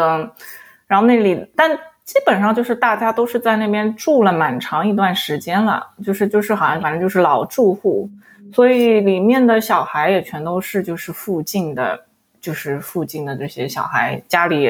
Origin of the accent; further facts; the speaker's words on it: Shanghai, China; 其实我小时我是在那个闸北区长，那我是生在闸北闸闸闸北区。